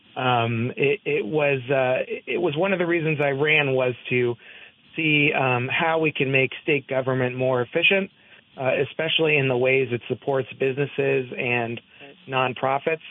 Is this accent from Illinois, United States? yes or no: no; Hopewell, New Jersey, United States; now in Barre, United States; I come from Hopewell, which is in Mercer yep. County, New Jersey